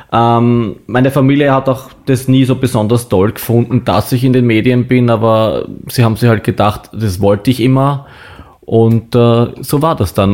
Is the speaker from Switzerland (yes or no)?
no; Baden, Lower Austria, Austria; in meiner Heimatstadt in Baden